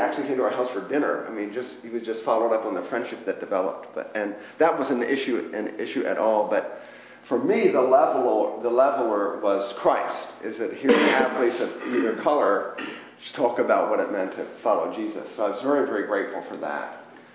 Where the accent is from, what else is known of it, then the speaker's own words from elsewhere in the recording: McLean, Virginia, United States; also born or lived in Richmond, Virginia; I grew up around the Beltway in McLean, basically, sixth grade through college